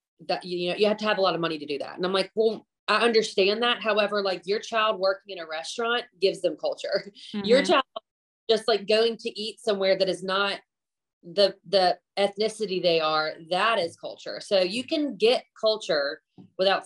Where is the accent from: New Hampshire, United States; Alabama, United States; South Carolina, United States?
Alabama, United States; also born or lived in Atlanta, Georgia / Minneapolis, Minnesota / Panama City, Florida; I was like born and raised in Alabama, because we moved here before I was even one.